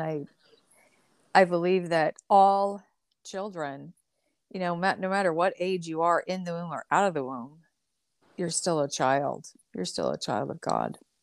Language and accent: English; the Northwest, Pacific Northwest, United States; also born or lived in California; I grew up in the Northwest.